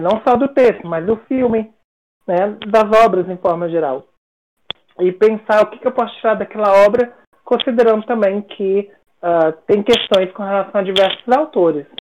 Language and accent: Portuguese; Brasília, Federal District, Brazil; Eu cresci, nasci e cresci em Brasília, na capital federal